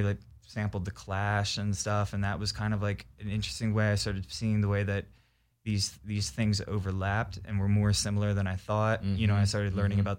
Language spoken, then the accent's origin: English; New Jersey, United States; I'm from South Jersey